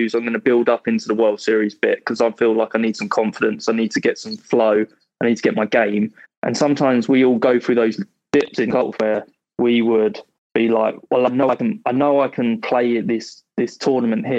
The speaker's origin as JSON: {"language": "English", "town": "Welwyn Garden City", "region": "East of England", "country": "United Kingdom", "moved": "as an adult", "lives_now": "Miami, United States", "said": "Welwyn Garden City. Yeah, it's like 25 miles north of the centre."}